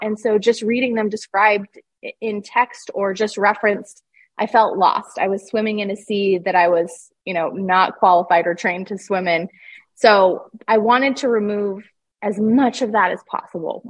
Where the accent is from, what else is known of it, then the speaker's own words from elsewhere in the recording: Utah, United States; I grew up in Utah.